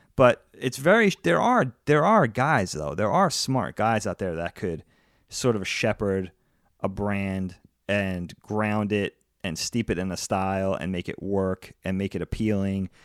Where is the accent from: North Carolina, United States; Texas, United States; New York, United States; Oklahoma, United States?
New York, United States; my friend who I grew up with in New York